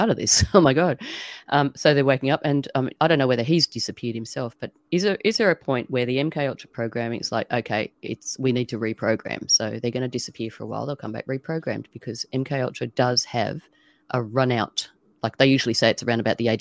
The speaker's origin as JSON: {"language": "English", "country": "Australia", "said": "an Aussie"}